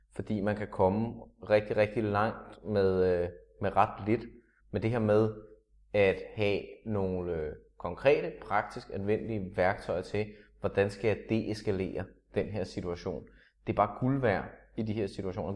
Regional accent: Denmark; danskere, som nordisk folkefærd

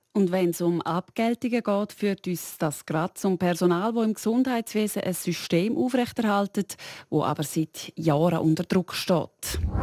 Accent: Switzerland; bei uns in der Schweiz

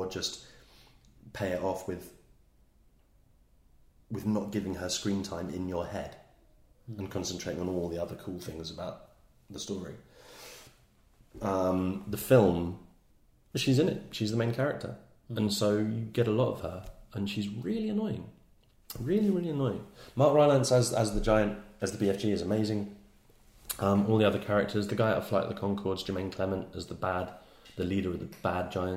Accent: England, United Kingdom; as an English person born in the late 70s, early 80s

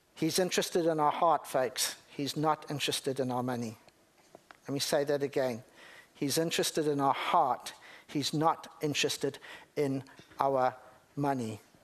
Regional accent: Zimbabwe; I'm from Zimbabwe

